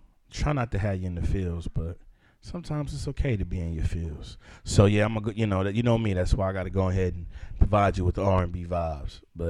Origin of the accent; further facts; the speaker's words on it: Lubbock, Texas, United States; I grew up on the East Side of Lubbock, Texas.